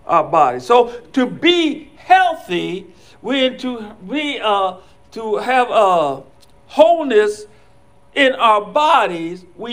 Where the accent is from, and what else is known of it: Ohio, United States; born or raised there